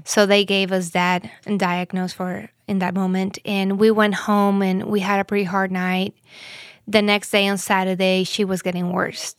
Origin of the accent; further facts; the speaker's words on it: Mexico; moved away as an adult; I'm from Mexico. We've been living here for, I think, over three years now